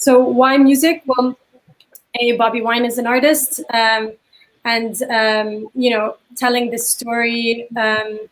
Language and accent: English; Lebanon; I grew up in Lebanon